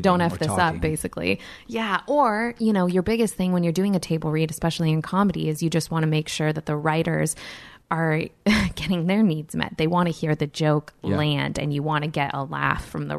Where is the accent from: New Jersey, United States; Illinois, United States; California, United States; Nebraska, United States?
California, United States; the Valley; I grew up in the valley